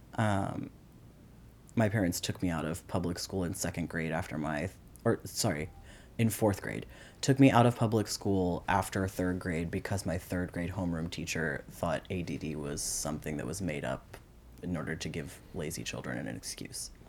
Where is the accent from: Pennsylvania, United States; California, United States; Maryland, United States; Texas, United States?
Maryland, United States; also born or lived in Grand Forks, North Dakota / New York City; Most of my childhood was spent in the suburbs in Maryland.